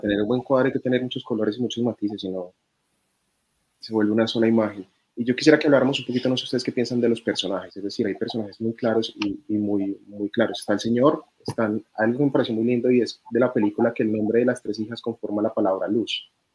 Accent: Colombia

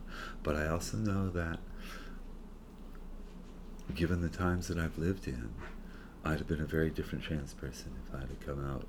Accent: Tiverton, Rhode Island, United States; born or raised there; also born or lived in Fall River

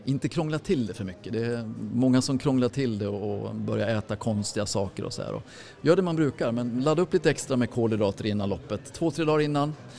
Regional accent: Mora, Dalarna County, Sweden; jag är ju från Mora du vet så att jag är ju född och uppvuxen med Vasaloppet

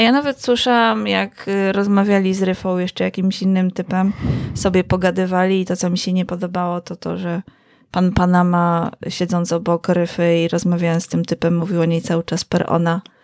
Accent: Kielce, Świętokrzyskie Voivodeship, Poland; miasto, skąd pochodzimy z Konradem

